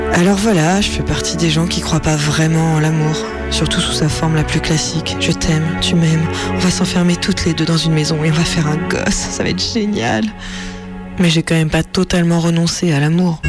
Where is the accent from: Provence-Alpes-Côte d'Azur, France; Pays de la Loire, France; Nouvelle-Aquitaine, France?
Pays de la Loire, France; Vendée; une lesbienne née en Vendée